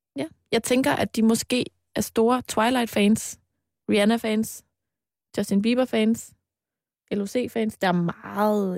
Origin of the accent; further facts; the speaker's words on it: Mols, Central Denmark Region, Denmark; da jeg var barn og boede på Mols